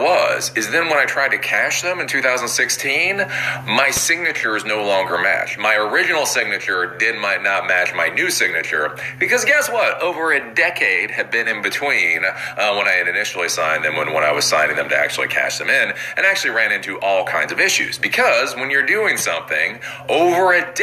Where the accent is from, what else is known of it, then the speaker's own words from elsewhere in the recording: Maryland, United States; Maryland, my home state